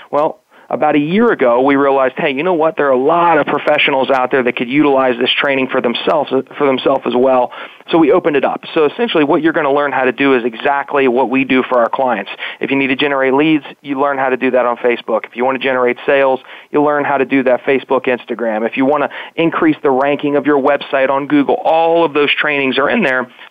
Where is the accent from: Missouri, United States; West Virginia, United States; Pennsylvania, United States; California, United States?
West Virginia, United States; when people hear that I'm originally from West Virginia, they're like, well, you